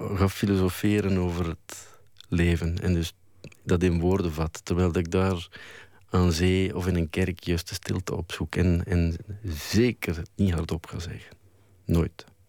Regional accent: Flanders, Belgium; als Vlaming

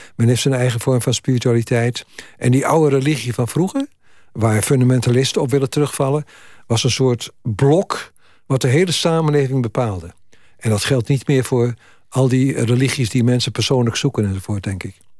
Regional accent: Twente, Overijssel, Netherlands; moved away; ik kom uit, uit Twente

